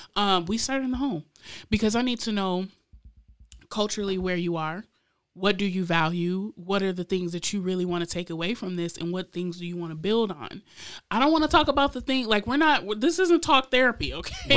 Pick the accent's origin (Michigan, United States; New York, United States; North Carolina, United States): Michigan, United States; Lansing; also born or lived in Florida; even as a teen growing up in Lansing myself